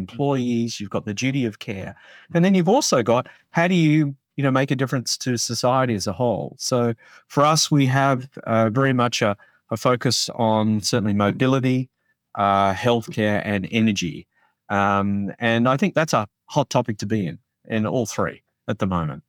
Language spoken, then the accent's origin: English; Australia; moved away; I grew up in Australia, um, so I do have an accent